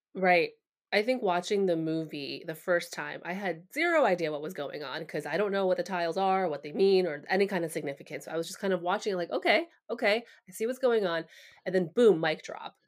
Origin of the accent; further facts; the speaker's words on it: United States; Asian Americans